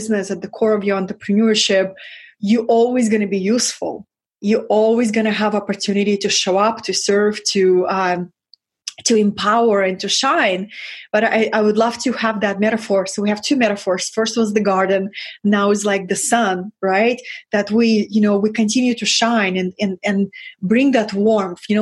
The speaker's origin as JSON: {"language": "English", "country": "Russia", "second_language": "English", "moved": "yes", "said": "I come from Russia, from that lineage."}